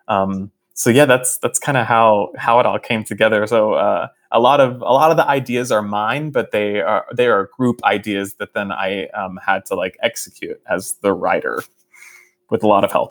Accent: Fort Worth, Texas, United States; moved away; my hometown of Fort Worth

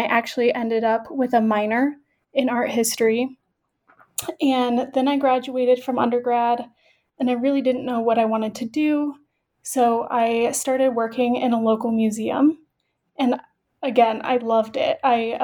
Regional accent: central Illinois, United States; moved away as an adult; now in Denver, United States; I am originally from Illinois, born and raised in central Illinois.

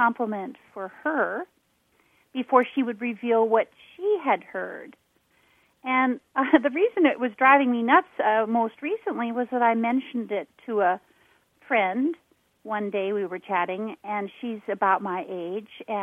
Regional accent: Seattle, Washington, United States; moved away; I'm from Seattle originally.

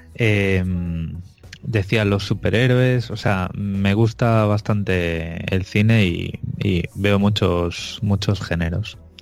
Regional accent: Vigo, Galicia, Spain; moved away; yo realmente soy de Vigo

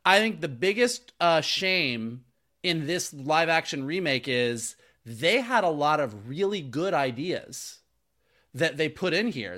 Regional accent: Florida, United States; now in Los Angeles, United States; I grew up in Florida

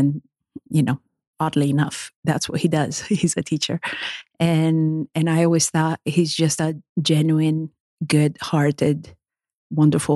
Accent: Turin, Piedmont, Italy; moved away; I'm from the north. I'm from Torino

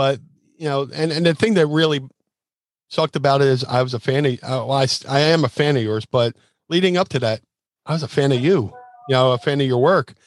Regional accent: Philadelphia, Pennsylvania, United States; my hometown, because I debuted for ECW in Philly

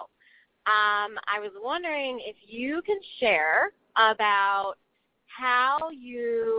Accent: Chicago, Illinois, United States; now in Raleigh, United States; I'm from Raleigh, North Carolina, originally from the Chicago area.

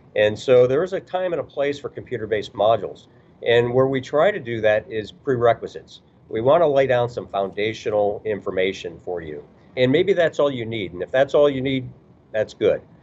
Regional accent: Chicago, Illinois, United States; moved away; also born or lived in rural Kentucky / Indianapolis / Kansas City / Wichita; I grew up in Chicago

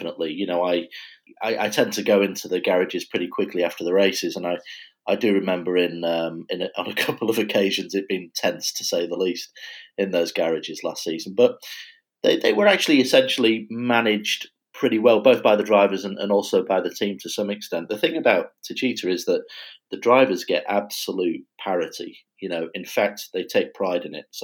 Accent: United Kingdom; being British

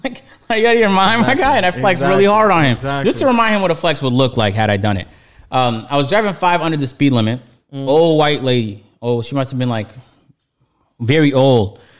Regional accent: outside of Toronto, Ontario, Canada; moved away as an adult; now in Atlanta, United States; I wasn't from Toronto. Like, I grew up outside of Toronto.

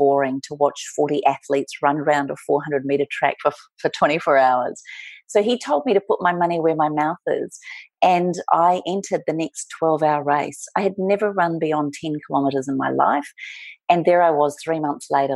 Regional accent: New Zealand; moved away as an adult; also born or lived in Melbourne, Australia; now in Australia; I am a Kiwi. I was brought up and raised in New Zealand, and at 19 years of age, decided to go on my big OE

